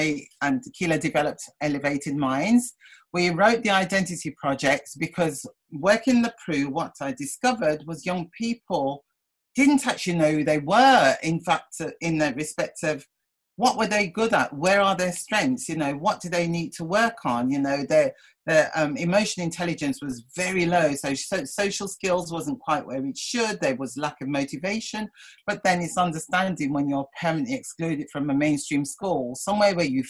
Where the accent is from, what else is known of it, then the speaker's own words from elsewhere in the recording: Oldbury, Black Country, West Midlands, United Kingdom; moved away as an adult; also born or lived in Birmingham; now in London, United Kingdom; I was brought up in Albury in the Black Country.